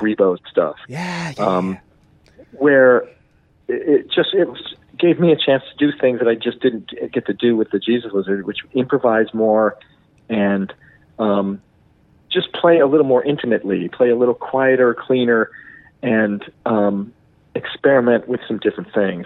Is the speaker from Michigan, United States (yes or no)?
yes; Detroit, Michigan, United States; growing up in the Detroit